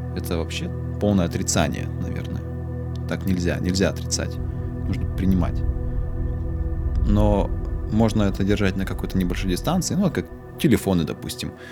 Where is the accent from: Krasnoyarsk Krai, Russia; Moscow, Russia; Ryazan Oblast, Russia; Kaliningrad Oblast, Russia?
Krasnoyarsk Krai, Russia; Tura; moved away as an adult; я переехал из Туры в Красноярск в 18 лет, поступить в институт